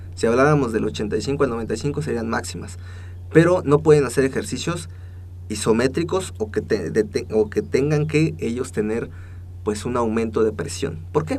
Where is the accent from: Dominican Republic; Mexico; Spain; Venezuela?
Mexico; somos los mexicanos